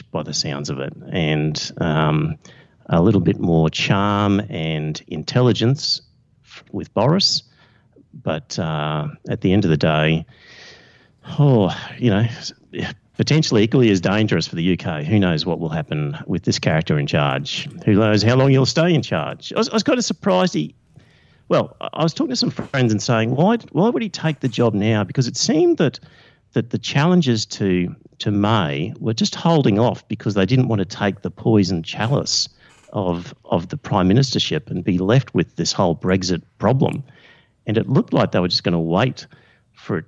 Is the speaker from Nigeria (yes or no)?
no; Australia; being Australian